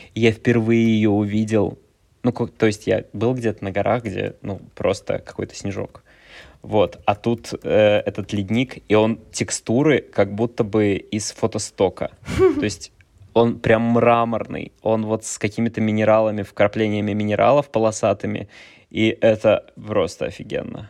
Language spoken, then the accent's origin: Russian; Kaliningrad, Kaliningrad Oblast, Russia; moved away as an adult; я из Калининграда. Я там 18 лет прожил. Мне сейчас сколько, 28, 18 из 28 я прожил в Калининграде